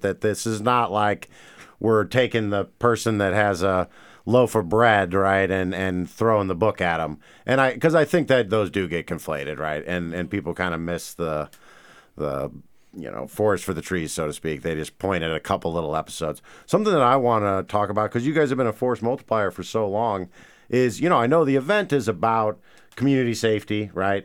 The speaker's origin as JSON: {"language": "English", "town": "St. Louis", "region": "Missouri", "country": "United States", "moved": "yes", "lives_now": "Great Falls, United States", "said": "I'm from Saint Louis"}